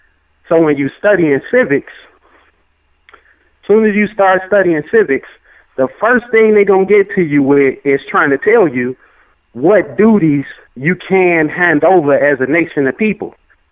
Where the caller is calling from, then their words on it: Chicago, Illinois, United States; I'm calling from Chicago, Illinois.